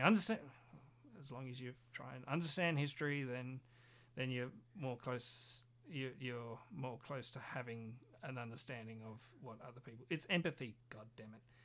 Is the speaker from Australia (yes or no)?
yes; Australia; we are Australian